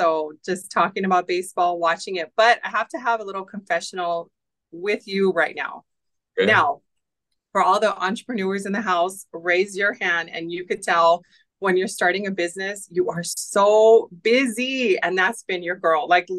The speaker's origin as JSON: {"language": "English", "town": "Los Angeles", "region": "California", "country": "United States", "tie": "born or raised there", "moved": "as an adult", "lives_now": "Buffalo, United States", "said": "I was born and raised in Los Angeles. I moved here, 13 years ago now"}